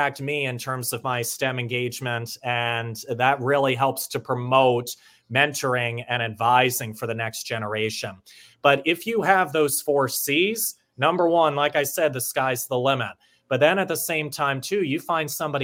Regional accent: Pennsylvania, United States; moved away; I'm originally from Pennsylvania

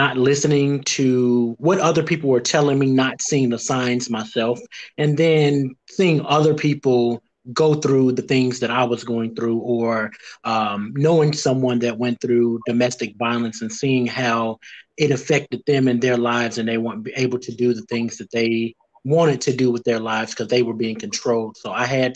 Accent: Gary, Indiana, United States; now in Nashville, United States; I am originally from Gary, Indiana, born and raised currently in Nashville, Tennessee

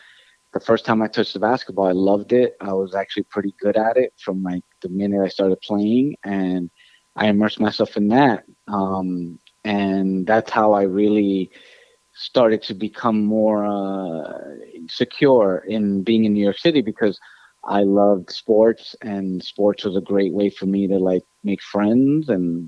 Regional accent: Ecuador; I think growing up in Ecuador, what I loved was having my grandparents

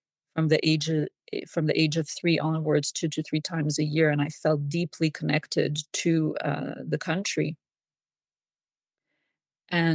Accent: Switzerland; I was born and raised in Switzerland.

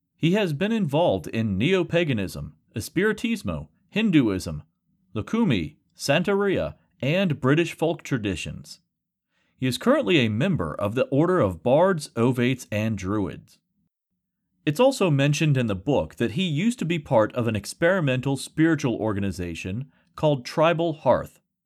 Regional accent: rural West Virginia, United States; with my classmates growing up in rural West Virginia

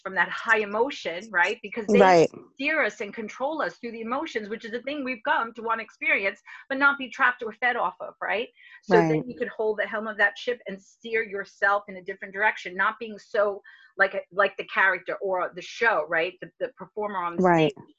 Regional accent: New York, United States; accent: New York; New York, you know my accent, New York

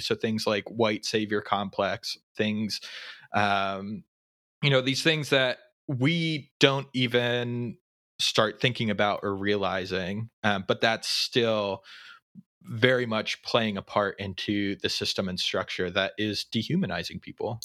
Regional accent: Pennsylvania, United States; I grew up in Pennsylvania, my family has lived in Pennsylvania their entire lives

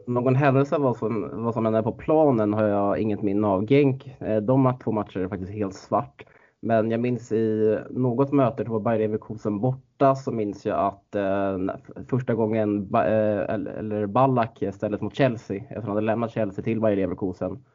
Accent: Stockholm, Stockholm County, Sweden; moved away as an adult; now in Norrbotten, Sweden; Man är inte bortskämd med den liksom som stockholmare

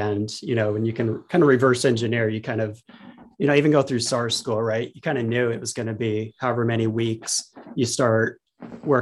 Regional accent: Pacific Northwest, United States; I grew up in the Pacific Northwest

